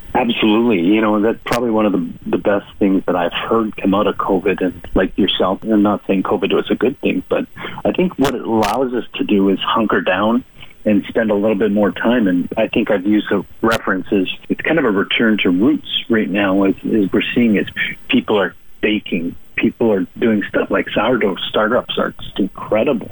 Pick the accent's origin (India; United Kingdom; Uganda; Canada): Canada; rural Manitoba; moved away as an adult; also born or lived in Alberta; now in Calgary, Canada; I'm a rural ruralite from rural Manitoba. I grew up in Manitoba for pretty much three quarters of my life. Moved to Alberta about 12 years ago